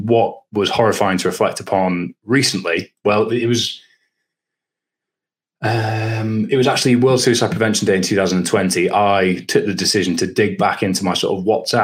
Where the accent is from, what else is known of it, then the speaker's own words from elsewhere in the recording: Scotland, United Kingdom; moved away as an adult; also born or lived in Durham; growing up in Scotland